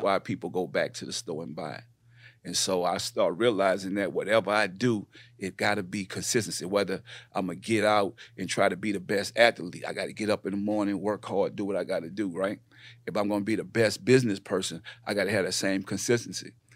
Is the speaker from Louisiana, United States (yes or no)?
yes; New Orleans, Louisiana, United States; moved away as an adult; also born or lived in Richmond, California / Houston; I come from New Orleans, uh, born and raised